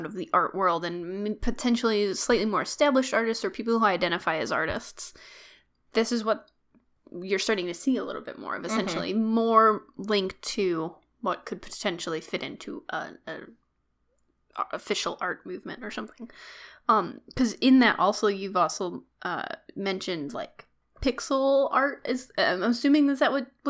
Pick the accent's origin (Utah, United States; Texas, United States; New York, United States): Texas, United States; I'm from Texas.